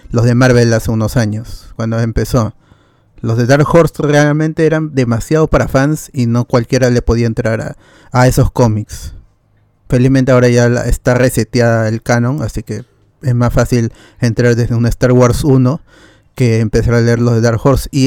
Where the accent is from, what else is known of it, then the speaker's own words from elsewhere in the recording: Comas, Lima, Peru; born there; Yo nací en comas, pero me siento coreano.